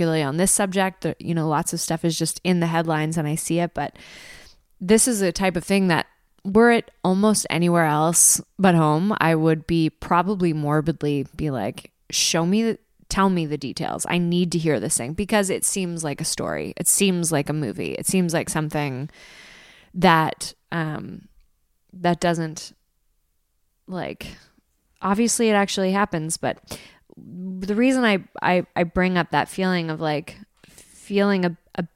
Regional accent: Prince Edward Island, Canada; I'm from Prince Edward Island. I'm in Prince Edward Island, or I'm on Prince Edward Island right now

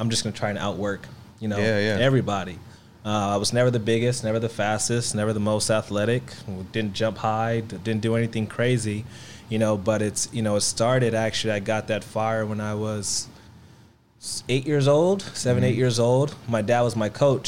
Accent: Los Angeles, California, United States; I'm from Los Angeles. Well, the Valley

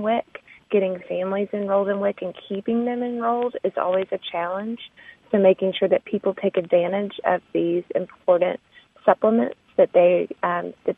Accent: Arkansas, United States; now in Texas, United States; I'm Southern. I live in Texas. I'm from Arkansas.

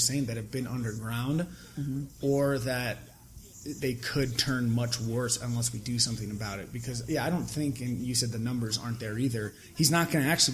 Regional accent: United States; I'm from America

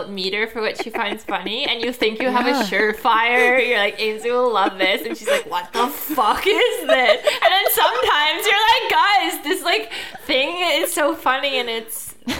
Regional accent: Georgetown, Ontario, Canada; Like, we would go to Rockwood camping as a kid sometimes, and we're from Georgetown or whatever, and I thought that was much further away, and then it's

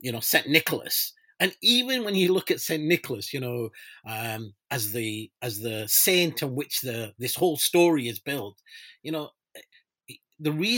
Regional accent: Pakistan; moved away; I'm originally from Pakistan

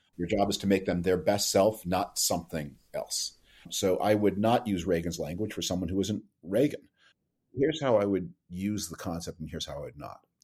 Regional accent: Canada; moved away; I grew up in Canada.

